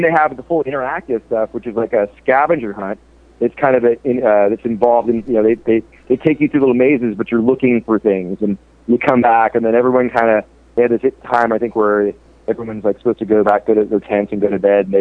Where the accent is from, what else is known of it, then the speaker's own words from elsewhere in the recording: San Francisco Bay Area, California, United States; I grew up in the San Francisco Bay Area